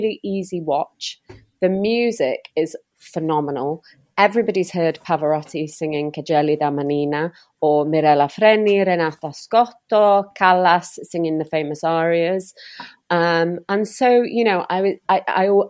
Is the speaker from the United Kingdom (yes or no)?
yes; North Wales, United Kingdom; also born or lived in near London; now in Newton-le-Willows, United Kingdom; I'm from North Wales originally.